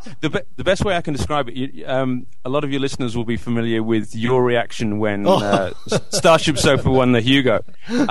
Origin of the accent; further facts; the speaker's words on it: Orton, North West England, United Kingdom; moved away as an adult; now in Melbourne, Australia; Now I grew up in Orton, which is a little village in Lancashire. But for the past 10 years, I've been living in Melbourne in Australia